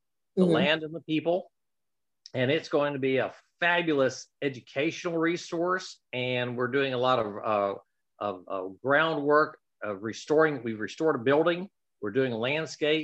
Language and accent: English; Marshall, Arkansas, United States; also born or lived in Little Rock, Arkansas; I moved back here to Marshall from Little Rock